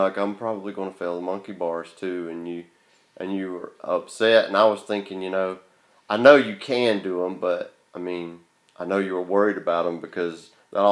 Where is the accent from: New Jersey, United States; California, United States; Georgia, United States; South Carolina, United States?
Georgia, United States; accent: Southern; I'm from Georgia